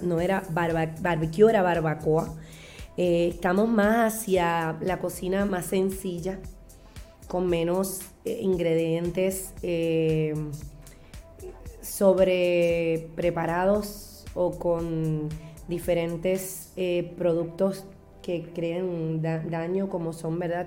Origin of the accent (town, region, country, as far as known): Puerto Rico